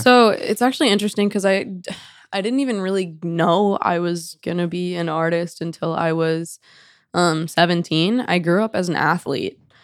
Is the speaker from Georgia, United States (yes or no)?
yes; Atlanta, Georgia, United States; moved away as an adult; also born or lived in Knoxville, Tennessee / Nashville; I basically am from Atlanta from day one